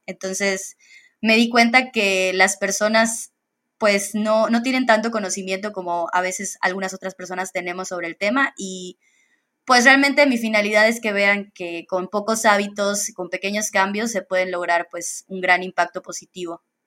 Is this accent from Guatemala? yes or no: no; Campeche, Mexico; now in Mérida, Mexico; realmente yo soy de Campeche